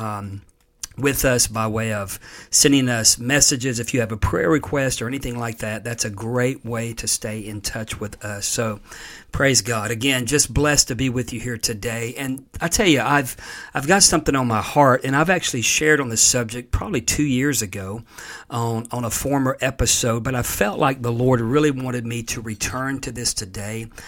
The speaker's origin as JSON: {"language": "English", "region": "Florida", "country": "United States", "tie": "born or raised there", "moved": "yes", "said": "being a native of Florida"}